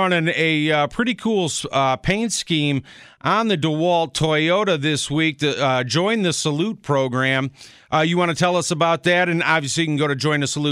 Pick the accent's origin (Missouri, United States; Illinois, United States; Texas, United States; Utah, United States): Illinois, United States; Chicago; moved away as an adult; I'm originally from Chicago